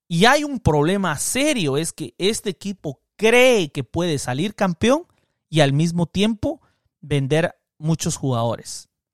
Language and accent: Spanish; Cobán, Alta Verapaz, Guatemala; moved away; yo tengo el equipo de mi infancia, el Cobán Imperial de Guatemala, que no lo pasan en la televisión y que rara vez yo pude ver, que mi papá me llevó un par de veces a verlos jugar. De ahí me mudé fuera de mi pueblo